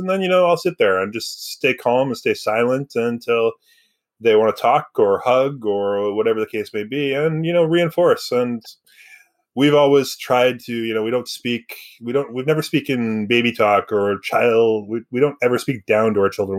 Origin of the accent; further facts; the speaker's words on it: Surrey, British Columbia, Canada; I grew up in Surrey, which is a little different